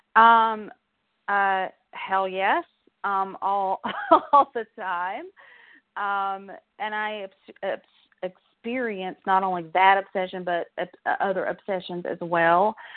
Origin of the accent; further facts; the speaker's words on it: South Georgia, United States; accent: Southern; I grew up in South Georgia. Um, I'm a Southern girl, as you can probably tell from my accent